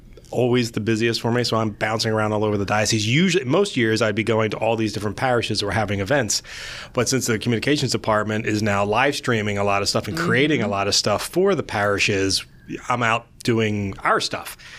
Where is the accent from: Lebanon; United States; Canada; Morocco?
United States; Woodstown, New Jersey; now in Glassboro, United States; I live in Glassboro now, but I grew up in the Woodstown area with a lot of family in that general vicinity